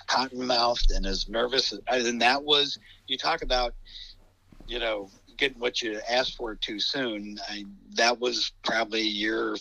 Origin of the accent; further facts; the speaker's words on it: Warren, Ohio, United States; now in Sagamore Hills, United States; I'm from Warren